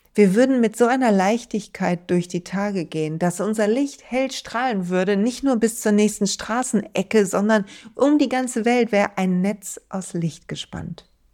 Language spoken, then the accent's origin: German; Duisburg, North Rhine-Westphalia, Germany; in Duisburg, in meiner Heimatstadt